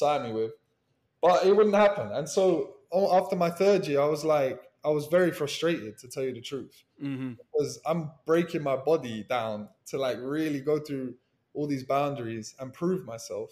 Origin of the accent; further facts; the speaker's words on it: England, United Kingdom; moved away as an adult; now in Miami, United States; as an Englishman